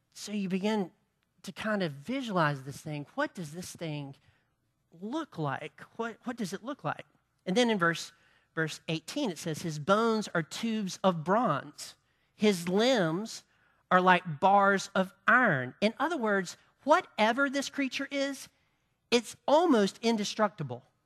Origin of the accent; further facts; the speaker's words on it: Farmington, United States; we're from Farmington